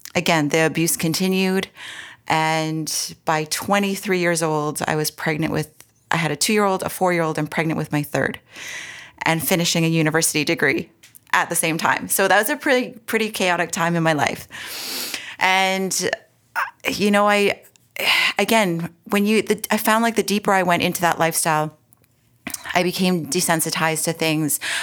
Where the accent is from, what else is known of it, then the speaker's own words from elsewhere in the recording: Edmonton, Alberta, Canada; moved away as an adult; also born or lived in Toronto, Ontario; now in Ontario, Canada; I was born and raised in Edmonton, Alberta, and prairie girl here.